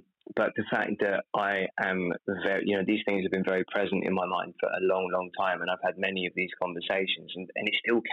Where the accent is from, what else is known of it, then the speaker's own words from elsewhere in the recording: United Kingdom; I'm British